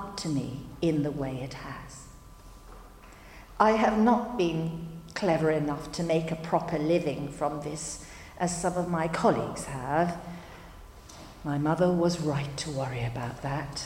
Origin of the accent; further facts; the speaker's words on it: Hong Kong; Growing up in Hong Kong, it was inconceivable that I could have a career in the performing arts